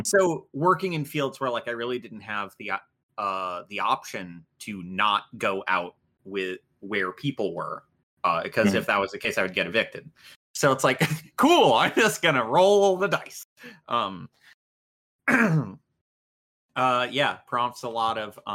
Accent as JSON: {"language": "English", "country": "United States", "said": "I'm too American."}